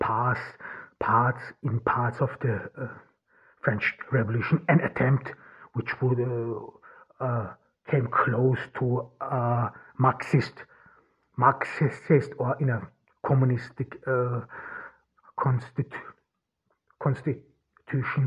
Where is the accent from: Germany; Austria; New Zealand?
Austria; first language German; English is a second language; Austria, my home country